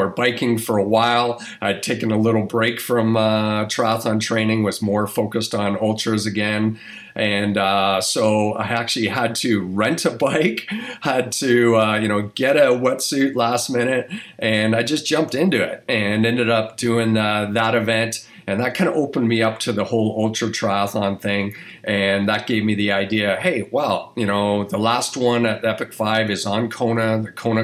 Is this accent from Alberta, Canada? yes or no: no; Toronto, Ontario, Canada; moved away as an adult; also born or lived in New Mexico, United States; a kid growing up in Toronto, Canada, and moving on to the States